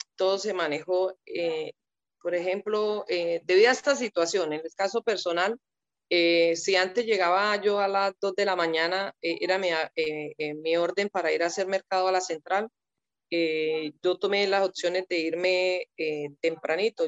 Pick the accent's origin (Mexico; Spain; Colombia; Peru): Colombia